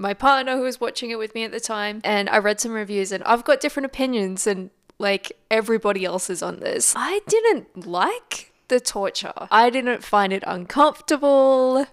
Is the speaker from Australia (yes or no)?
yes; Australia